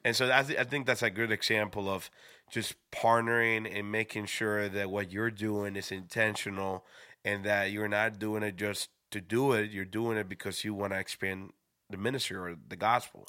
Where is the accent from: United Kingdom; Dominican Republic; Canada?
Dominican Republic; moved away; also born or lived in Schroon Lake, New York; I was from the Dominican Republic.